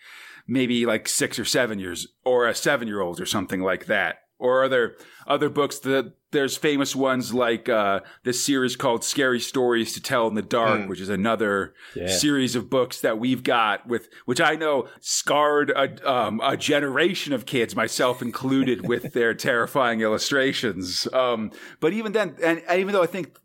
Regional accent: United States; I'm an American

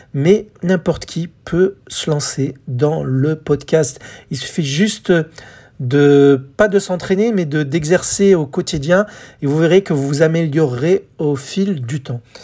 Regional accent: France; en France, chez nous

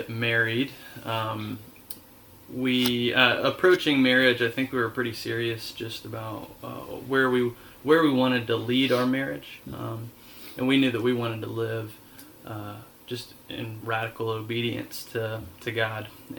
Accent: Dallas, Georgia, United States; we grew up in Dallas, Georgia, which was suburbia, really

